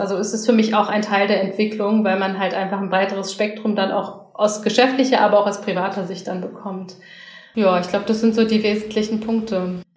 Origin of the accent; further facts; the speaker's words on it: Berlin, Germany; ich als Berlinerin und als Frau